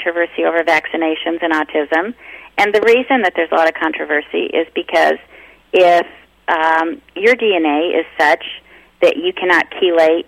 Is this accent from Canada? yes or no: no; United Kingdom; I'm British.